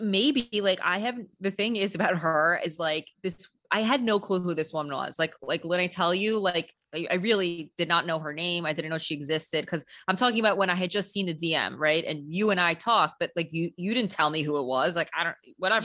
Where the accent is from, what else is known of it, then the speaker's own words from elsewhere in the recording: New York City, New York, United States; I'm a New Yorker